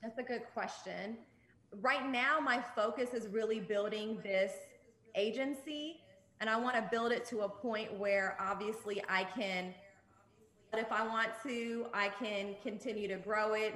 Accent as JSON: {"language": "English", "town": "Atlanta", "region": "Georgia", "country": "United States", "tie": "born or raised there", "also_born_or_lived": "Jordan", "said": "I was born in Jordan. I'm Jordanian and Palestinian. And then I moved to Atlanta when I was five, and I, I've been here ever since."}